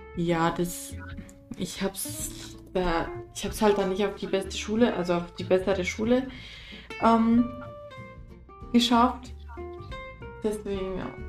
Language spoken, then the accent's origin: German; Germany; also born or lived in Romania; ich bin zwar in Deutschland geboren, mhm. aber meine Eltern kommen aus Rumänien